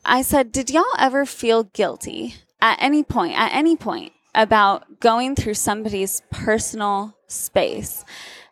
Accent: Turkey; also born or lived in Southern United States / Massachusetts; now in United States; I grew up in Turkey, was born and raised there

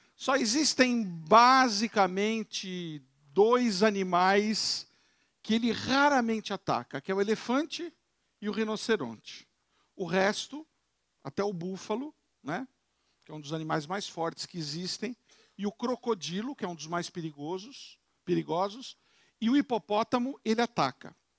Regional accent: São Paulo, Brazil; Eu moro, eu sou de São Paulo, eu tenho uma casa na montanha, em Campos do Jordão.

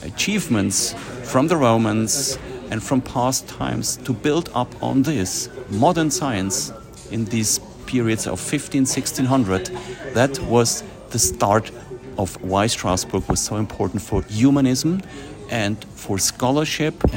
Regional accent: Switzerland; I'm a lawyer from Switzerland

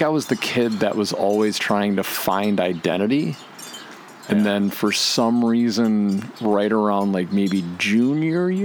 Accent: Calumet City, Illinois, United States; I'm from Cal City.

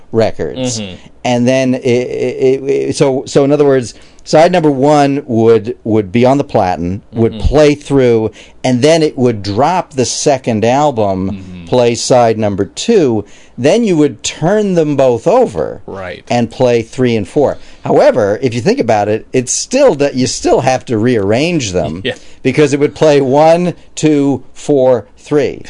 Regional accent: New York City, New York, United States; I grew up in Queens, Glendale, Queens, New York

